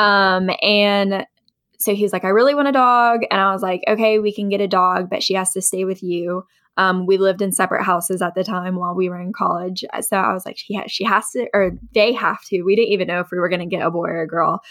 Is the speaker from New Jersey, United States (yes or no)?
no; Ashland, Kentucky, United States; moved away as an adult; also born or lived in West Virginia; now in Lexington, United States; I was raised in Eastern Kentucky in a town called Ashland